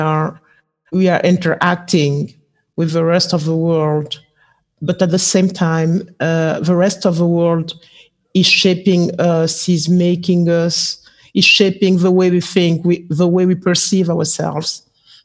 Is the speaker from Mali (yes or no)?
yes; Mali; I'm from Mali, and I'm a textile and fashion designer